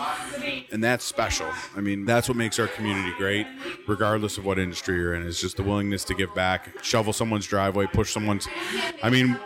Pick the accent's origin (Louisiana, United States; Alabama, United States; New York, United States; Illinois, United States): New York, United States; Buffalo; I'm from Buffalo